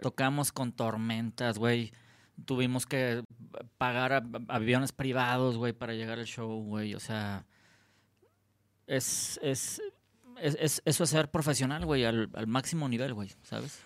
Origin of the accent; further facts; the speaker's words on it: Guadalajara, Jalisco, Mexico; moved away as an adult; now in Los Cabos, Mexico; yo ya no soy tapatío, soy, soy, soy cabeño